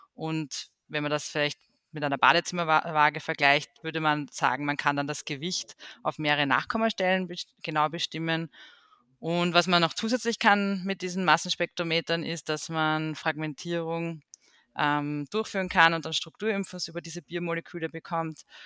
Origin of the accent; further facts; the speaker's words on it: Austria; bei uns in Österreich